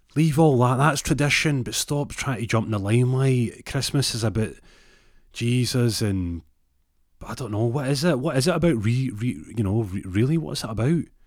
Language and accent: English; Glasgow, Scotland, United Kingdom; I say it with a Z 'cause I'm from Glasgow